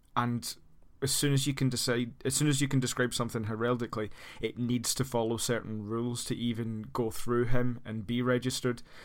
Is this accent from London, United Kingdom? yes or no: no; Scotland, United Kingdom; as a Scotsman